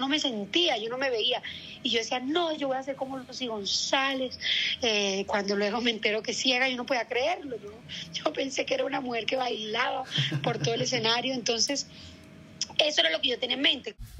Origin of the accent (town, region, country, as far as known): El Carito, Córdoba, Colombia; born or raised there